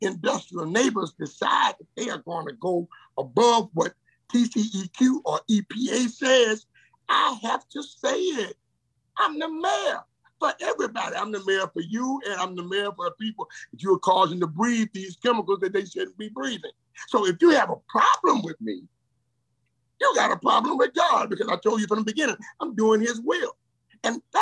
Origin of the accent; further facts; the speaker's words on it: Port Arthur, Texas, United States; I'm from Port Arthur. I'm your little boy. Born on West 5th Street, raised on West 7th Street